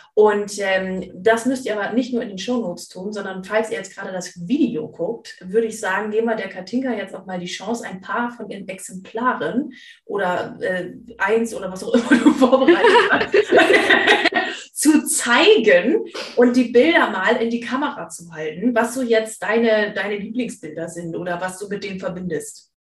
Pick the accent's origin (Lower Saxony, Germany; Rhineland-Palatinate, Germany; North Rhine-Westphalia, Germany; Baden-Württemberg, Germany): Lower Saxony, Germany; East Frisia; ich komme ja aus Ostfriesland